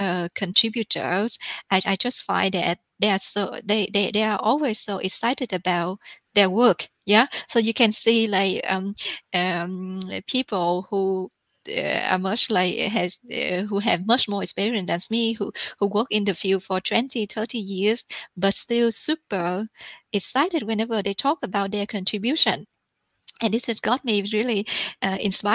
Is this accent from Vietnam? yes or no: yes; Vietnam; I came from Vietnam, which is a developing country. We are still a developing country these days